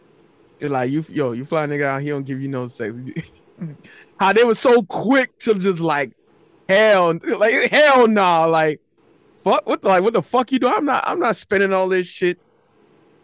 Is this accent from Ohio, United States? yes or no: no; Florida, United States; I'm from Florida